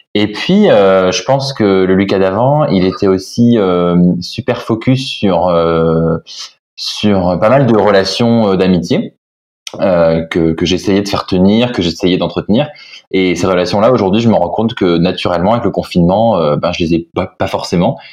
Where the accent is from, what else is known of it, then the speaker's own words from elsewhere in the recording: Nantes, Pays de la Loire, France; also born or lived in Lille; j'ai grandi en fait à Lille quand j'étais vraiment tout euh, tout gamin et après on a déménagé à Nantes avec mes parents